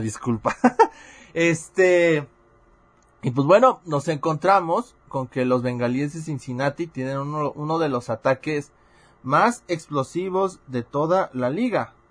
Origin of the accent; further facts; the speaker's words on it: Puebla, Mexico; yo soy poblano